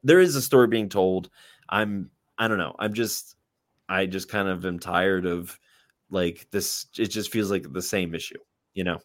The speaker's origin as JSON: {"language": "English", "country": "United States", "said": "I'm an American"}